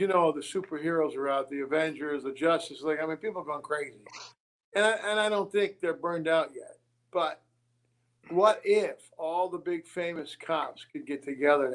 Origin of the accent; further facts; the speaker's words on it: New York, United States; I'm a New Yorker. Italian from New York.